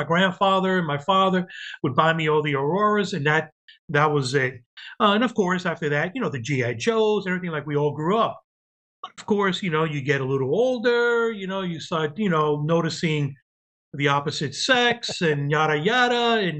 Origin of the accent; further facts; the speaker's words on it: Cuba; born there; moved away; I was living, well, I was born in Cuba, and we came in 1966.